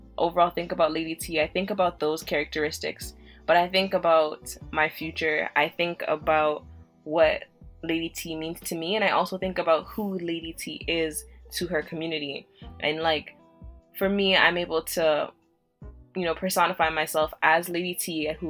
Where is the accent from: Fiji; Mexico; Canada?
Canada; also born or lived in Jamaica; I was born in Jamaica and I came to Canada when I was 4.